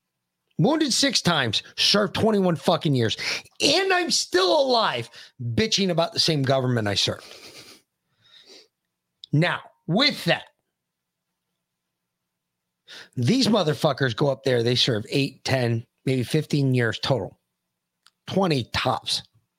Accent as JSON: {"language": "English", "town": "New York City", "region": "New York", "country": "United States", "tie": "born or raised there", "said": "We grew up in New York City."}